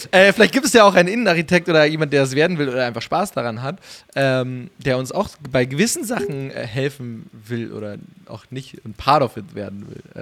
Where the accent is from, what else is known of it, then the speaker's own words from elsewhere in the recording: Munich, Bavaria, Germany; als Münchner